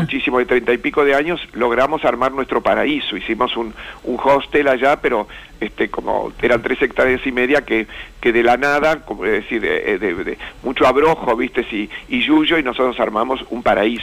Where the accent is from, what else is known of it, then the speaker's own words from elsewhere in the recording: Buenos Aires, Argentina; yo soy de Recoleta, San Martín de Tours, Champañá